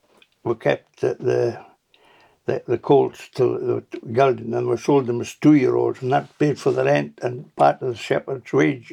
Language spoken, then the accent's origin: English; Gretna, Scotland, United Kingdom; moved away as an adult; now in Tobermory, United Kingdom; we moved from Gretna Green to Gretna and got a three-bedroom council of what it was.